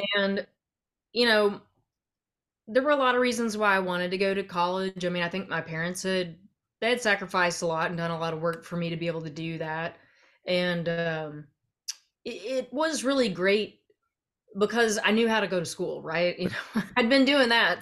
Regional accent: central Arkansas, United States; I grew up in Arkansas, uh, kind of all over central Arkansas

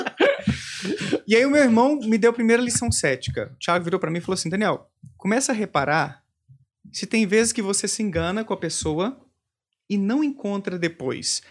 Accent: Bom Despacho, Minas Gerais, Brazil; moved away; Eu morava no interior de Minas, Bom Despacho, né, minha terra natal.

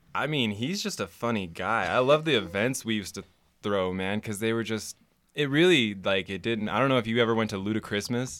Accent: Reno, Nevada, United States; also born or lived in Los Angeles / San Jose / Las Vegas; I'm from here. Grew up Spanish Springs. Uh, spent most of my life in Reno

